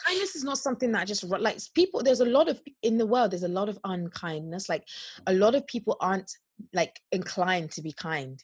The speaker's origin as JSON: {"language": "English", "country": "Nigeria", "said": "we're so Nigerian"}